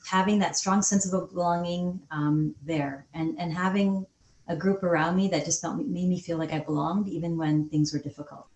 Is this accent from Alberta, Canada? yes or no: yes; Calgary, Alberta, Canada; also born or lived in England; I grew up in Calgary, Alberta